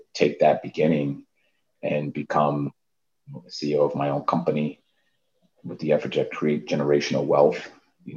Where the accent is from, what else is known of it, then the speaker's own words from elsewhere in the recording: New York City, New York, United States; I grew up in the Harlem and the Bronx